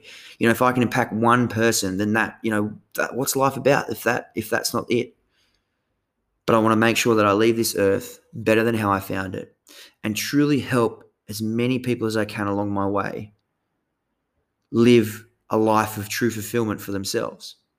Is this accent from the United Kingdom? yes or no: no; Tasmania, Australia; moved away as an adult; now in Sunshine Coast, Australia; the way I grew up down in Tassie, coastal Tassie